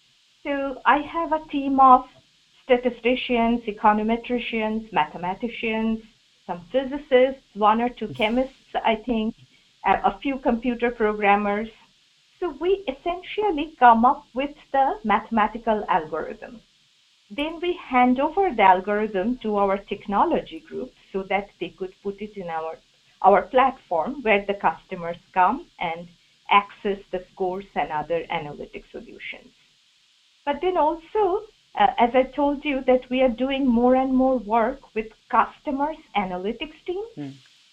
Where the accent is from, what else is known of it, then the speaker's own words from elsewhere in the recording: India; English is a second language; now in United States; Imagine how ironical those things are for me, because as you can guess, I came here from India.